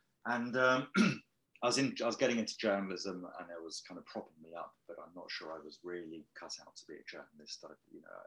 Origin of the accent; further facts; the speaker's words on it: Wokingham, South East England, United Kingdom; that's where I grew up in Wokingham